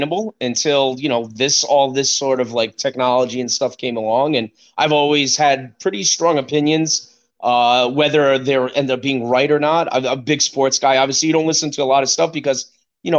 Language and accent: English; United States